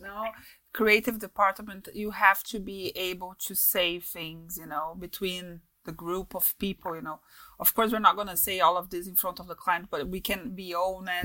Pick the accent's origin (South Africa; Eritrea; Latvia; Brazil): Brazil; accent: Brazilian; English is a second language; moved away; also born or lived in London; weird accent from Brazil in a mix of stuff